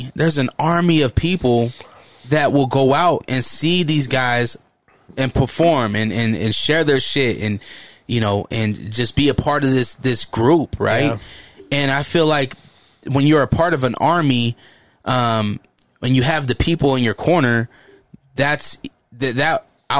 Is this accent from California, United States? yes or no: yes; Hollywood, California, United States; I'm from Hollywood. I should be there.